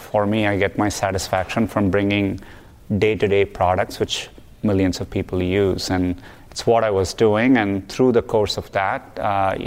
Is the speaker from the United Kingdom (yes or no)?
no; Chennai, Tamil Nadu, India; moved away as an adult; now in United States; Growing up in Chennai, there was severe water scarcity